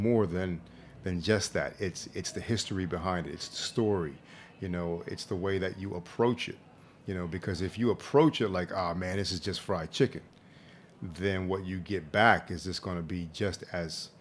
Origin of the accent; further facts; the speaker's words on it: Philadelphia, Pennsylvania, United States; moved away as an adult; also born or lived in New York City; we're both from Philly